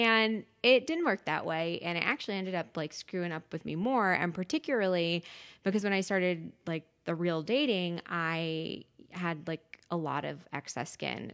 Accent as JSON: {"language": "English", "area": "Westchester County", "region": "New York", "country": "United States", "tie": "born or raised there", "said": "I grew up in Westchester County"}